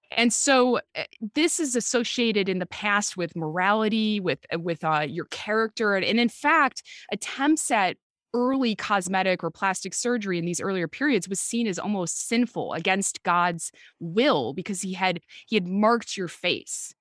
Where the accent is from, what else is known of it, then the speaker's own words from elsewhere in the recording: Chicago, Illinois, United States; accent: Chicago; moved away as an adult; also born or lived in Britain / Oxford; now in United Kingdom; my Chicago accent